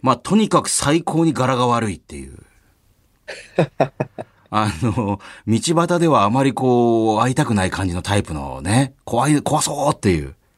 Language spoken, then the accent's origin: Japanese; Kumamoto, Japan; 私、総口の地元熊本